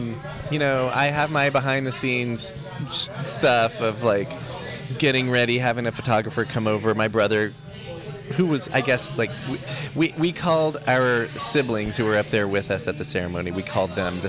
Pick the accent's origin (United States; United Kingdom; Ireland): United States; Texas; moved away; also born or lived in New Mexico; I grew up in Texas and spent a little bit of time in New Mexico growing up